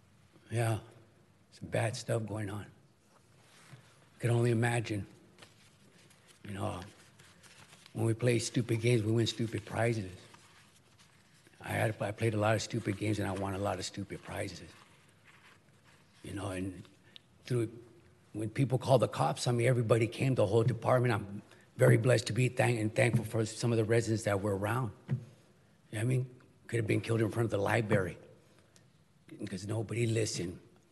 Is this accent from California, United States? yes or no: yes; Garden Grove, California, United States; I grew up in Garden Grove